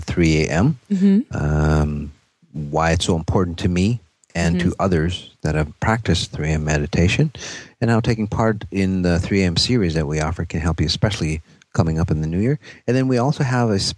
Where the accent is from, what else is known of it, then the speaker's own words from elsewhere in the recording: Minneapolis, Minnesota, United States; Minneapolis, my hometown